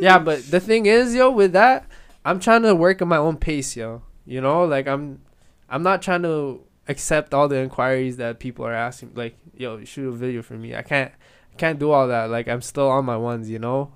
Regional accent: Edmonton, Alberta, Canada; also born or lived in Philippines; I'm from the Philippines, I came here when I was seven, but here in Edmonton

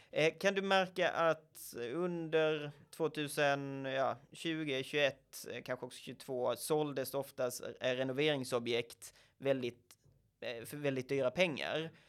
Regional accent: Sweden; Men vi är väldigt trendkänsliga svenskar.

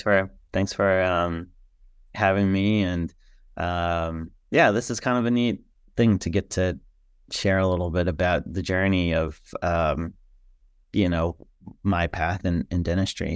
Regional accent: Chicago, Illinois, United States; moved away as an adult; also born or lived in New Orleans, Louisiana; now in Birmingham, United States; I love growing up in the Chicago area and always be home for me

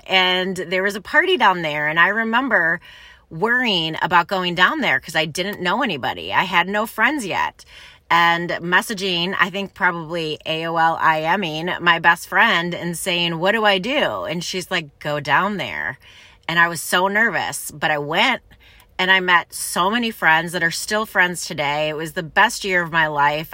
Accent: Ann Arbor, Michigan, United States; I grew up in Ann Arbor, Michigan

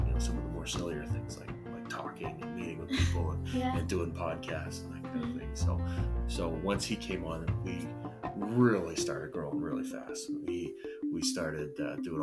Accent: Calgary, Alberta, Canada; also born or lived in Sweden; I'm from this great city. It's called Calgary.

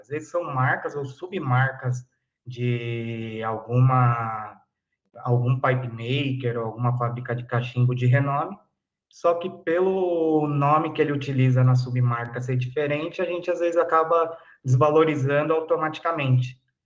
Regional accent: São Paulo, Brazil; eu sou de São Paulo, capital, Zona Sul

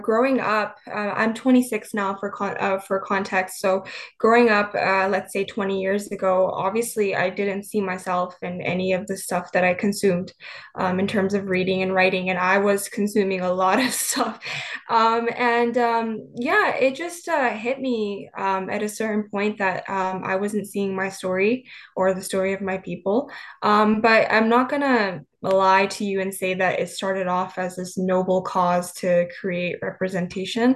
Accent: British Columbia, Canada; moved away as an adult; now in Bay Area, United States; I was born and raised in British Columbia, Canada.

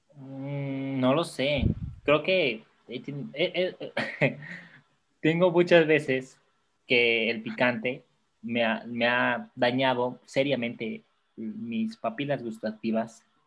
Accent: Mexico; aquí somos todos mexicanos

